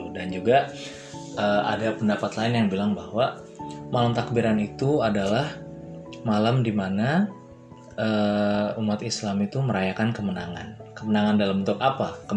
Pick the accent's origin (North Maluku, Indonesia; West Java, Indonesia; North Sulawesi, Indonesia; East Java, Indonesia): West Java, Indonesia; Depok; nah kalau daerah gue daerah Depok eh, Depok kira-kira daerah eh, apa namanya Kampung Baru